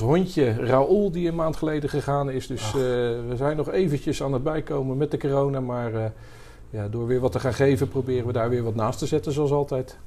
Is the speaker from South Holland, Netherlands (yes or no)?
yes; Rotterdam, South Holland, Netherlands; accent: Rotterdamse tongval; also born or lived in Bruges / Amsterdam; In, in, Rotterdam opgegroeid, daar gestudeerd